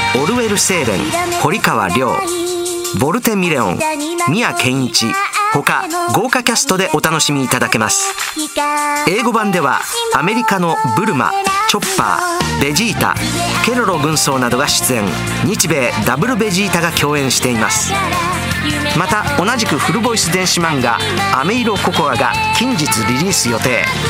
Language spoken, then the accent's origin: Japanese; Osaka, Japan; accent: Osaka dialect; 僕の大阪弁